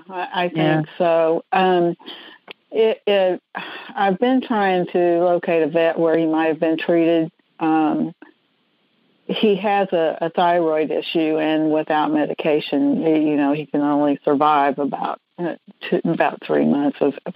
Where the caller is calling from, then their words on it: Mesquite, Texas, United States; Mesquite, Texas.